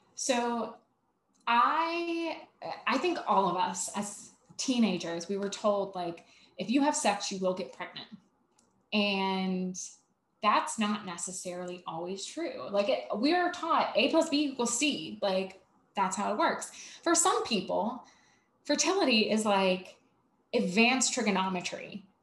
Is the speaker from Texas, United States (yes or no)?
no; Savannah, Georgia, United States; I'm from Savannah